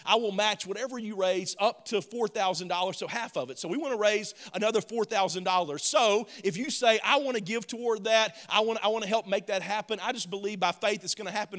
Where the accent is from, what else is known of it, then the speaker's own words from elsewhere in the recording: the South, United States; I'm from the South, so we say grandmamas